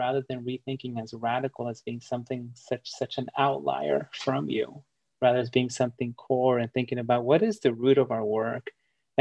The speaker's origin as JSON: {"language": "English", "country": "United States", "tie": "born or raised there", "second_language": "English", "said": "growing up in the United States"}